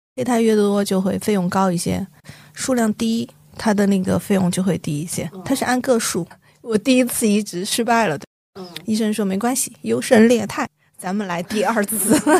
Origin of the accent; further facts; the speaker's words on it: Chengdu, Sichuan, China; moved away as an adult; now in Shanghai, China; 我是一个成都人，我说我不愿意离开成都